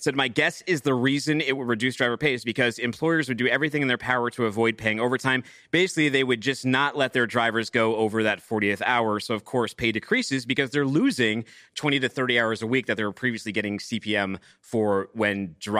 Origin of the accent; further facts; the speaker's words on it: United States; I don't know. I'm an American. Talk to me in kilometers.